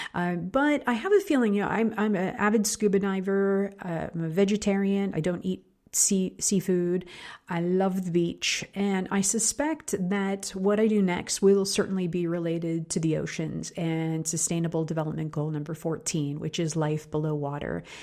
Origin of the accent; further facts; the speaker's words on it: Pittsburgh, Pennsylvania, United States; my hometown of Pittsburgh, Pennsylvania